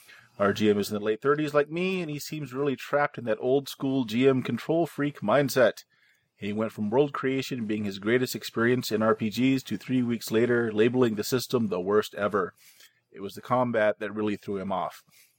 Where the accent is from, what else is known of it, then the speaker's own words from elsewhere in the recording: Louisville, Kentucky, United States; I grew up in Louisville and actually visited quite a bit of the old teletype office Edison worked